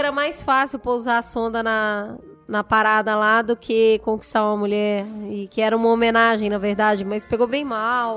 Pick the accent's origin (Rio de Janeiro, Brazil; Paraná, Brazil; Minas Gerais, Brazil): Minas Gerais, Brazil; Belo Horizonte; moved away; quando eu era criança, porque lá em BH, Teve uma época que, amigos, acreditem, eu pegava oito ônibus por dia.